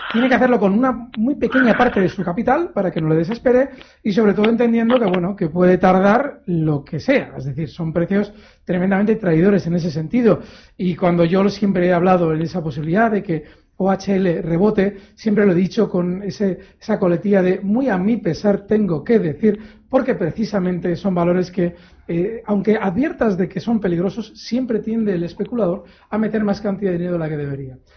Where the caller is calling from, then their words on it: Logroño, La Rioja, Spain; Buenas tardes … de Logroño.